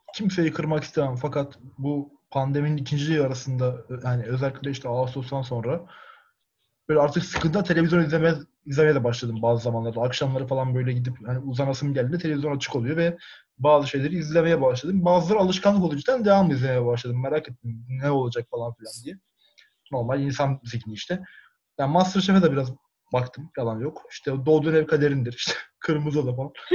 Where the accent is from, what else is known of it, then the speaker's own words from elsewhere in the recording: Erzincan, Turkey; ben Erzincanlıyım